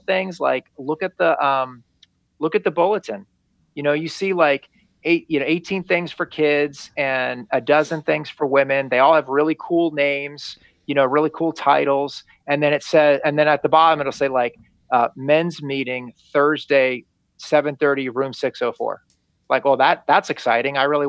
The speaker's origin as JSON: {"language": "English", "town": "Lexington", "region": "Massachusetts", "country": "United States", "tie": "born or raised there", "moved": "as an adult", "lives_now": "Florida, United States", "said": "I grew up in a little town that you've read about in your history books called Lexington"}